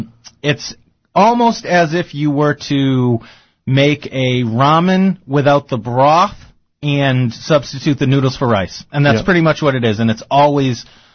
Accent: Woburn, Massachusetts, United States; I'm from Woburn

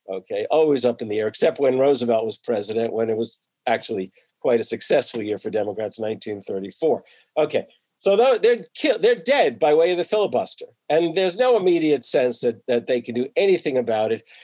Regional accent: New Jersey, United States; and I grew up in New Jersey, but I was in the northern part of New Jersey.

